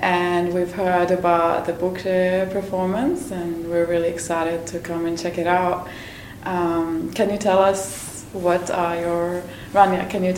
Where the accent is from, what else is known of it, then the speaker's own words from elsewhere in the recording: Lebanon; moved away; I grew up in Lebanon as well